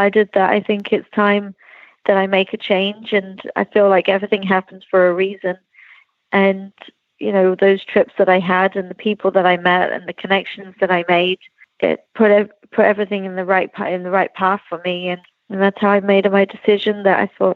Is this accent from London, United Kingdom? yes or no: no; Lambourn, South East England, United Kingdom; that's where I grew up in Lambourne